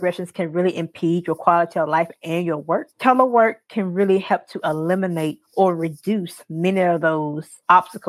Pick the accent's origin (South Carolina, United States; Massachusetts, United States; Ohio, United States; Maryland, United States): South Carolina, United States; I am from South Carolina